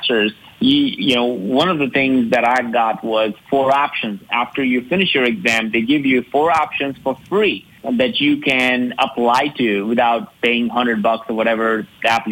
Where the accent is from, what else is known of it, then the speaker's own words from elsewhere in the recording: India; moved away as an adult; also born or lived in Alabama, United States; now in United States; I grew up in India, and I was one of the five, youngest of the five